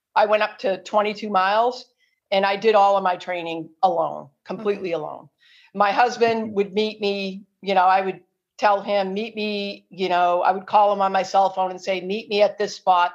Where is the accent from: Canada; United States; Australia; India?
United States; Marlborough, Massachusetts; Marlboro, that, that's my hometown where I live